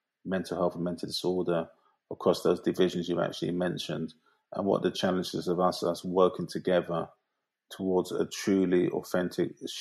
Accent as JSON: {"language": "English", "region": "London", "country": "United Kingdom", "tie": "born or raised there", "said": "I grew up in South London, Peckham, which is a hugely complex, multiracial, diverse area"}